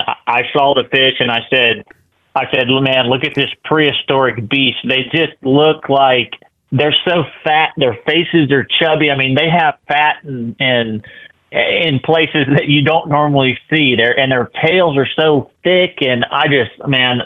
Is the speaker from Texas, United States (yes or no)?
no; Florida, United States; now in Arkansas, United States; growing up in Florida too